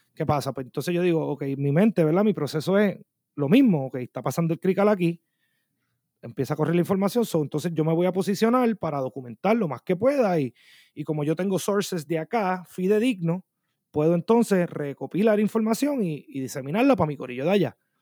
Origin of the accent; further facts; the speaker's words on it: Bayamón, Puerto Rico; now in Minneapolis, United States; yo vengo de Puerto Rico